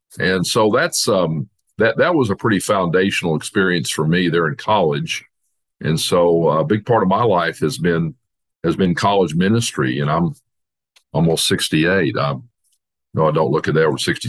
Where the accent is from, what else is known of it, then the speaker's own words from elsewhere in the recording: Dallas, Texas, United States; now in Fayetteville, United States; I grew up in Dallas in a church thinking I was a Christian, which is pretty common for, you know, especially from the South in Texas